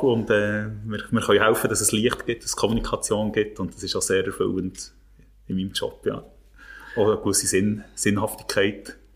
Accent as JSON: {"language": "German", "town": "Thun", "region": "Bern", "country": "Switzerland", "tie": "born or raised there", "said": "ich bin ja als … in Thun aufgewachsen. Wie gesagt, ich einigermaßen bescheidenen Verhältnis."}